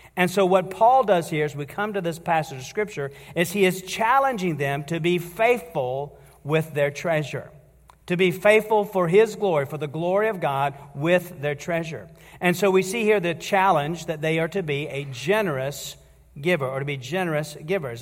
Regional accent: United States; And as American citizens

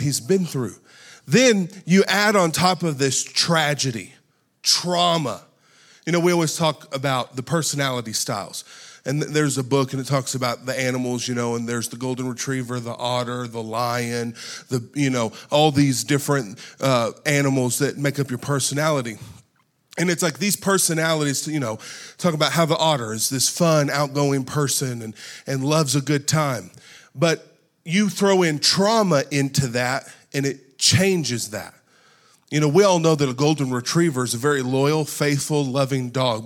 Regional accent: United States; We are born and raised in America

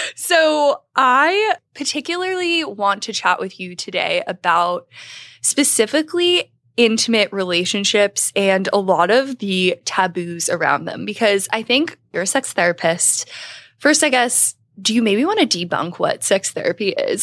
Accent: Philadelphia, Pennsylvania, United States; I'm from the Philly area

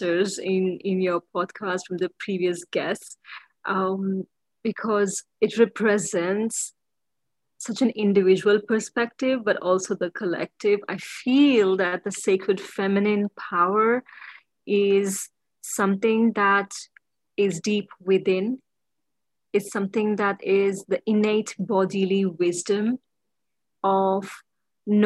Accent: India; moved away as an adult; also born or lived in London; I come from India, actually. I'm born in India

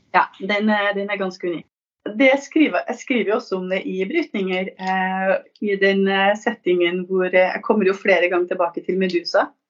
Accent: Trøndelag, Norway; also born or lived in Northern Italy; now in Italy; jeg er norsk, trøndersk biolog eh, og forfatter. Jeg er bosatt i Nord-Italia.

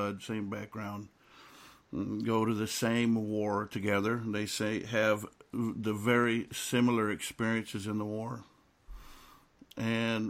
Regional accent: South Texas border, United States; I come from South Texas border

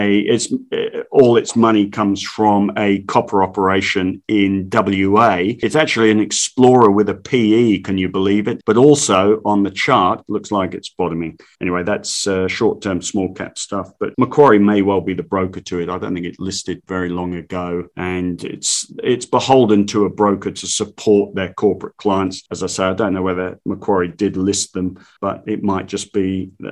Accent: London, United Kingdom; now in Australia; I grew up in the East End of London

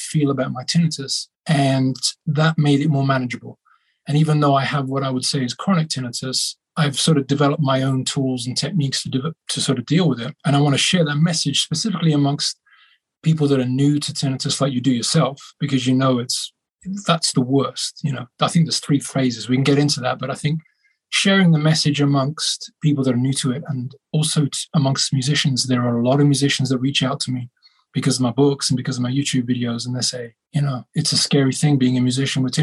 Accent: Birmingham, West Midlands, United Kingdom; my hometown in Birmingham in England

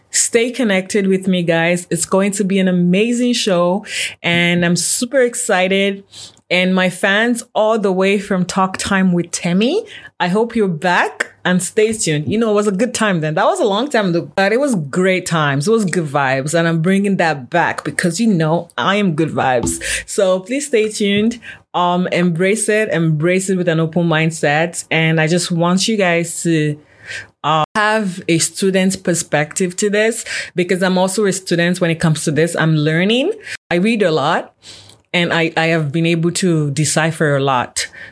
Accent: Nigeria; now in Canada; I'm Nigerian born, but I've been in Canada for a very long time now.

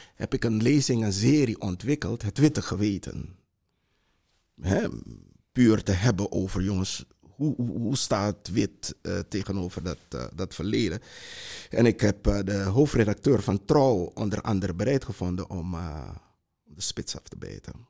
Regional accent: Para, Suriname; now in Netherlands; ik heb een eh, groot deel van mijn jeugd in Suriname eh, doorgebracht. Daar, kom uit een, een, een, vroegere plantage in eh, Suriname

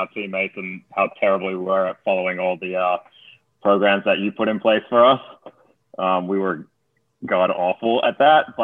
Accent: Australia; moved away; where I grew up in Australia

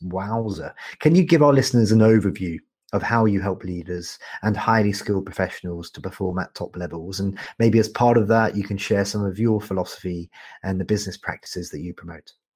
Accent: United Kingdom; also born or lived in Canada; I'm a Brit and I'm a Canadian

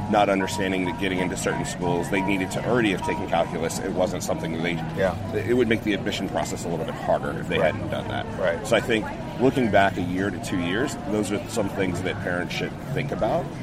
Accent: San Jose, California, United States; From San Jose, California.

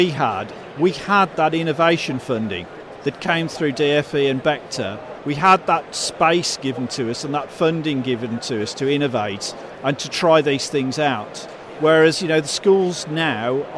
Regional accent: Birmingham, West Midlands, United Kingdom; I spoke like this from growing up in Birmingham

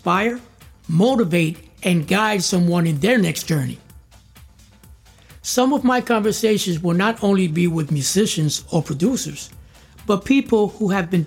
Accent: New York City, New York, United States; I was born in New York City, in around Little Italy, Chinatown, the Lower East Side. It was very interesting growing up in that part of town

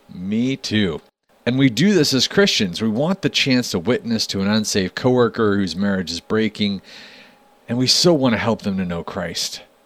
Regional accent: Wyoming, United States; growing up in Wyoming

